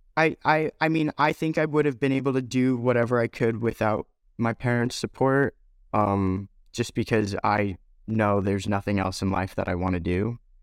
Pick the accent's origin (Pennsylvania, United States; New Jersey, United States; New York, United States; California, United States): New York, United States; there was a great amount of diversity where I grew up in New York